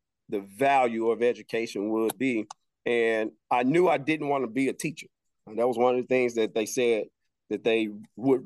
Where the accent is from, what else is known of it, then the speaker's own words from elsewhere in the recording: Helena-West Helena, Arkansas, United States; moved away as an adult; also born or lived in Pine Bluff, Arkansas; now in Indianapolis, United States; I'm born and raised in Helena, West Helena, Arkansas